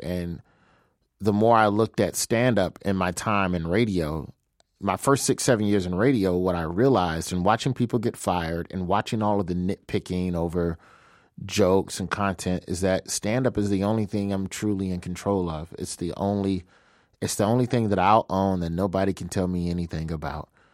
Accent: Birmingham, Alabama, United States; moved away as an adult; now in Los Angeles, United States; I'm from Birmingham, Alabama. I live in L A now

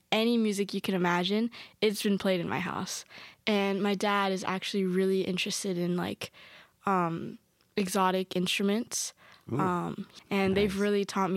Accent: Miami, Florida, United States; I was born and raised in Miami, Florida, but my entire family is from Caracas, Venezuela

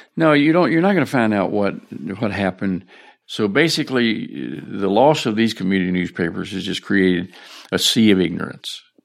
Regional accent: Shenandoah Valley, Virginia, United States; moved away as an adult; this is my hometown. And, uh, when, when I was born here

